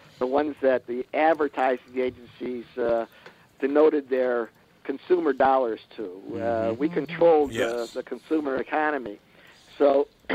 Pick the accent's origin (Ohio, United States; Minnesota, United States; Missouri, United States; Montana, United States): Ohio, United States; Shaker Heights; I was raised in Shaker Heights